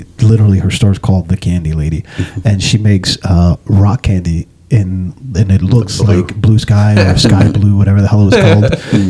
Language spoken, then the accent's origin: English; New York City, New York, United States; moved away; I'm from New York, so I'm a bagel snob.